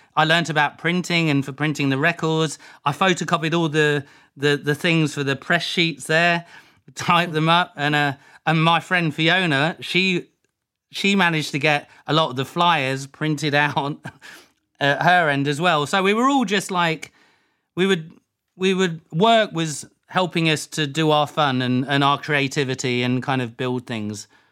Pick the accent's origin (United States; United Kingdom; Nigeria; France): United Kingdom; Leicester, East Midlands; moved away; also born or lived in Ibstock / Woodhouse Eaves / Brixton, London; I'm from Leicester. I was born in Leicester.